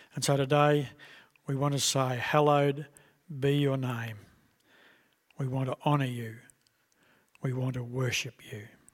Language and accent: English; Australia; we as Australian citizens